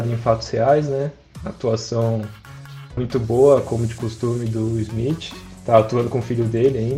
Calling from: São Paulo, Brazil; de São Paulo.

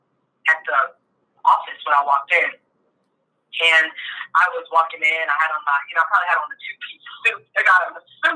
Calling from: Euclid, Ohio, United States; I am in Euclid, Ohio, here in the middle of the heartland. So I'm in Ohio.

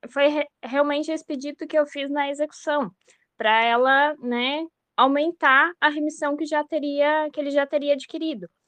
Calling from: Blumenau, Santa Catarina, Brazil; É, eu sou aqui de Blumenau, Santa Catarina.

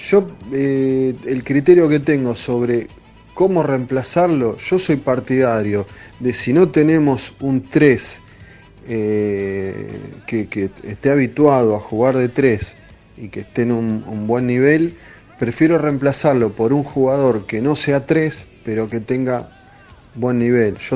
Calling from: Padua, Buenos Aires Province, Argentina; eh, ¿cómo andan?

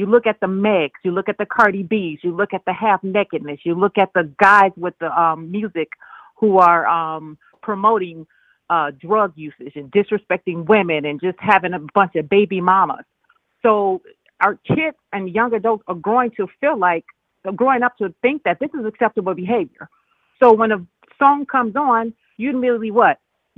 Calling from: Chicago, Illinois, United States; This is …. I'm calling from Chicago.

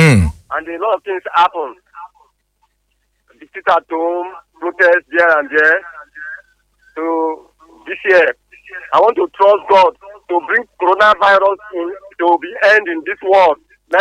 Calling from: Port Harcourt, Rivers State, Nigeria; I'm calling you from Rumola.

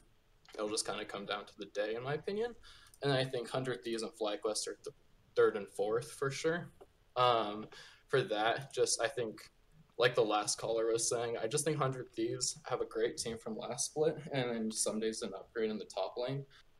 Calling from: Cedar City, Utah, United States; I'm calling from Cedar City, Utah.

